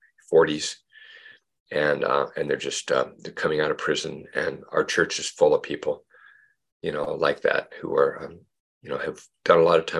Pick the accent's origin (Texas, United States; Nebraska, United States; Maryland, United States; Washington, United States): Washington, United States; Mercer Island; also born or lived in Central America / Montpellier, France; now in Burlington, United States; I grew up on Mercer Island